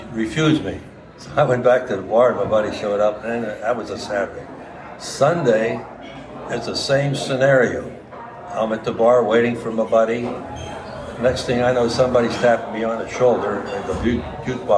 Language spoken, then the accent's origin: English; McKeesport, Pennsylvania, United States; moved away as an adult; now in Jackson, United States; I'm originally from McKeesport, Pennsylvania. It's a suburb outside of Pittsburgh. And I graduated from McKeesport High School